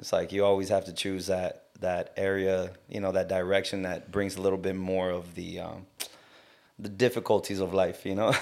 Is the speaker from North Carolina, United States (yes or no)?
no; South Gate, California, United States; now in Long Beach, United States; I grew up in, uh, Southgate